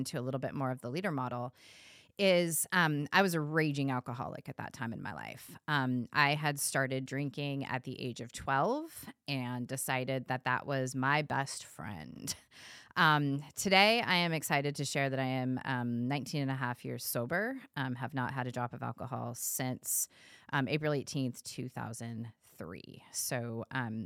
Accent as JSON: {"language": "English", "region": "California", "country": "United States", "tie": "born or raised there", "said": "I was born and raised in California"}